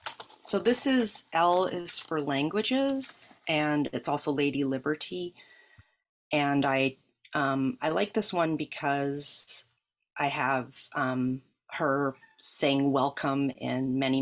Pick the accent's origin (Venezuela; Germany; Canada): Canada; Vancouver, British Columbia; moved away as an adult; now in Brooklyn, United States; And so I was born and raised in Canada. I immigrated myself to the United States after moving to New York City to go to art school.